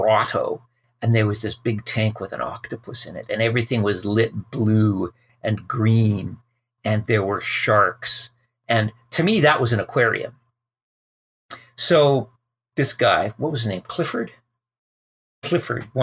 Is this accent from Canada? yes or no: yes; Calgary, Alberta, Canada; I grew up in Calgary in the prairies